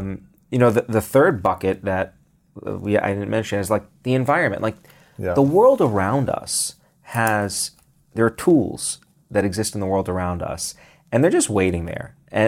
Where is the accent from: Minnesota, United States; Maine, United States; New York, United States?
New York, United States; Brooklyn; where I grew up in Brooklyn, parks, green spaces were synonymous with getting mugged.